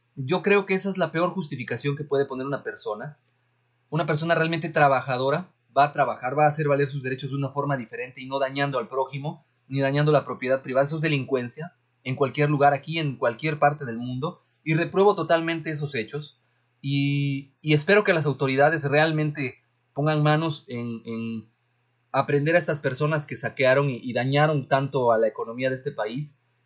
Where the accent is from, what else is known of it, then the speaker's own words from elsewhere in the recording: Mexico; also born or lived in Veracruz; como mexicanos